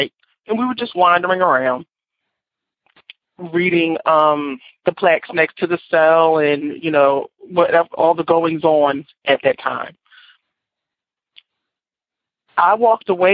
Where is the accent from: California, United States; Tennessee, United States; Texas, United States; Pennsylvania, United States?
Pennsylvania, United States; Philadelphia; I'm from Philadelphia, Pennsylvania